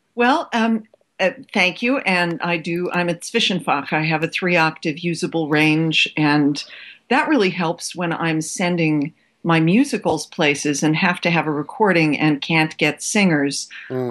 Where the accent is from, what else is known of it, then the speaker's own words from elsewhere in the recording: Cleveland, Ohio, United States; moved away as an adult; also born or lived in New York / New Mexico / Australia; the Cleveland in which I grew up